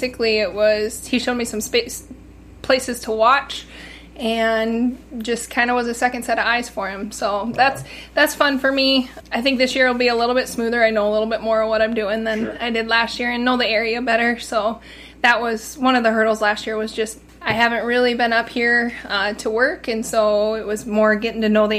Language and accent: English; Platte, South Dakota, United States; I am actually from Platte, South Dakota